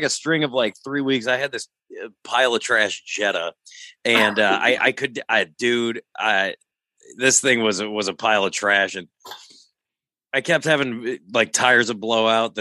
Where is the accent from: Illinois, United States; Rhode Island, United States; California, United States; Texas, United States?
Illinois, United States; Rock Island; moved away; I'm from Rock Island, but like, it's never a place I ever want to call home